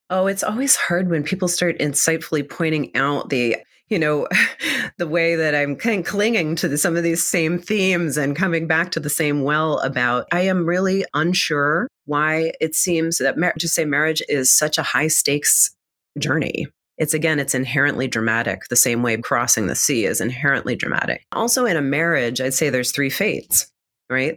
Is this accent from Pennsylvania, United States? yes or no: yes; Reading, Pennsylvania, United States; I'm from Reading Pennsylvania